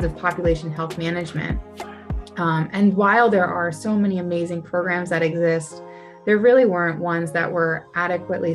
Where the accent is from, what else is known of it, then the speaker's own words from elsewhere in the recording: Cherry Hill, New Jersey, United States; I grew up in South Jersey, in Cherry Hill